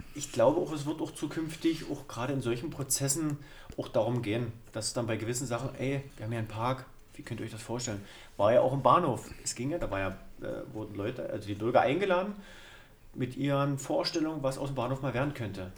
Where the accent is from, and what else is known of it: Germany